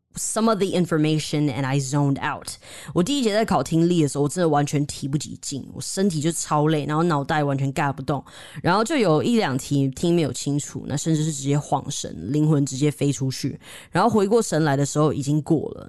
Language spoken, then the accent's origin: Chinese; Taiwan; 我们台湾人的文化里面